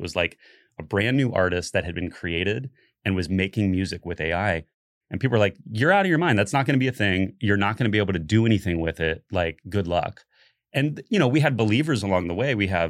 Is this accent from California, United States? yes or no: no; Florida, United States; I think like realizing that you guys like kind of originated it here in Florida, and I came from Florida.